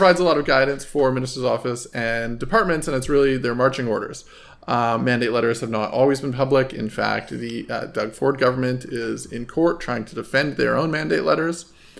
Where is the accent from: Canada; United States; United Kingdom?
Canada; Fort McMurray, Alberta; I'm from Fort McMurray.